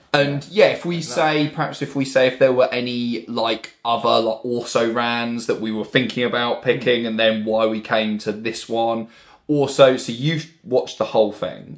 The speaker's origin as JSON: {"language": "English", "town": "Bournemouth", "region": "South West England", "country": "United Kingdom", "moved": "yes", "lives_now": "Brighton, United Kingdom", "said": "we're all from Bournemouth originally."}